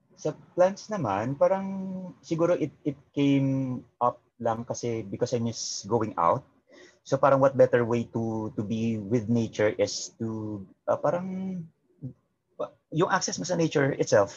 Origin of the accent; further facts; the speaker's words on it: Negros Occidental, Western Visayas, Philippines; moved away; I grew up kasi sa Bacolod. Well, not technically in Bacolod, sa Negros Occidental